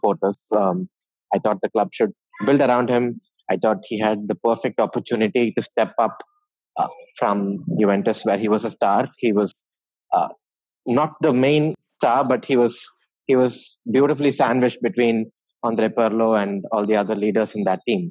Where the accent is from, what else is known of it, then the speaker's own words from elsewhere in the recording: Chennai, Tamil Nadu, India; I'm from Chennai